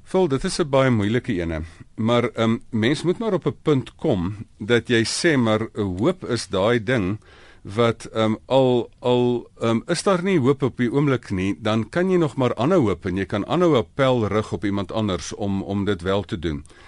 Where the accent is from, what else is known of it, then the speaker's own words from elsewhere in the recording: South Africa; ons moet as Afrikaners